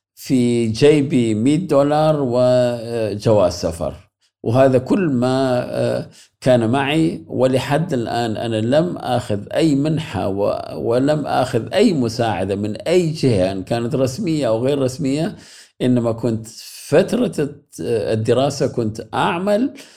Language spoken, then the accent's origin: Arabic; Iraq; first language Arabic; moved away as an adult; now in Germany; بدوي يعني ولدت في الصحراء